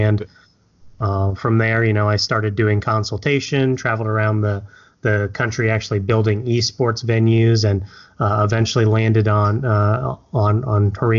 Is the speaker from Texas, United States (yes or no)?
no; Indianapolis, Indiana, United States; also born or lived in Japan; So, I was actually a Navy brat, so I was born in Japan, but moved over here to the States with my mother while she was in the Navy. So I moved around a lot as a kid. But ultimately, settled here in Indianapolis, which is currently my home